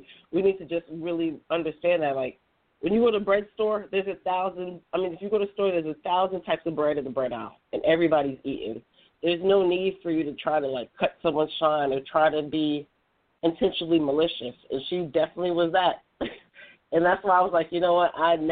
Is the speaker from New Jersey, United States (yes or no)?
yes; New Jersey, United States; I'm from New Jersey